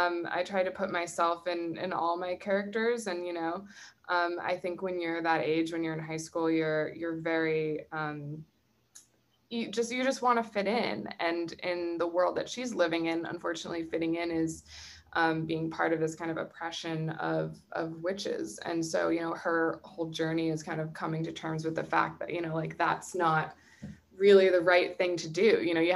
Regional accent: New England, United States; Growing up in New England, we learned about Salem in a lot.

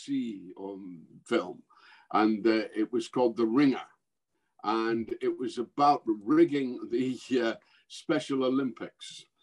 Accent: Scotland, United Kingdom; moved away; I'm Scots, I'm not English

